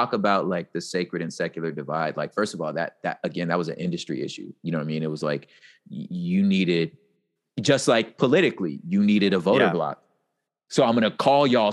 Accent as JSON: {"language": "English", "region": "West Coast", "country": "United States", "said": "I'm from the West Coast."}